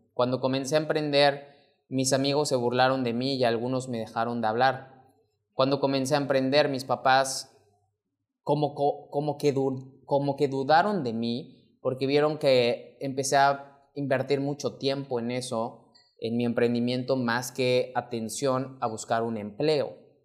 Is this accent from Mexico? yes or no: yes; Mexico; mexicano, emprendedor y empresario